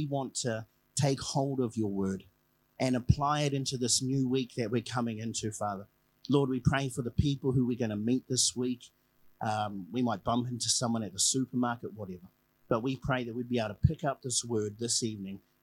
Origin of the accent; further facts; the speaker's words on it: Tokoroa, Waikato, New Zealand; moved away as an adult; also born or lived in Whakatane; now in Tokoroa, New Zealand; I'm born and bred in Tokoroa